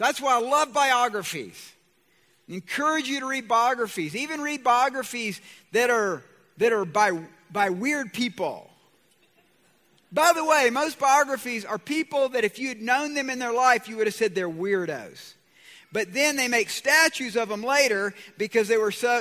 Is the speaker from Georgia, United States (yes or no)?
yes; Georgia, United States; I'm from Georgia